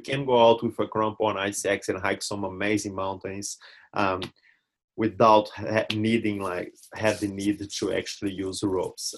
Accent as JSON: {"language": "English", "country": "Brazil", "tie": "born or raised there", "second_language": "English", "moved": "as an adult", "lives_now": "New Zealand", "said": "my home near my hometown, but nothing too crazy uh, back in Brazil."}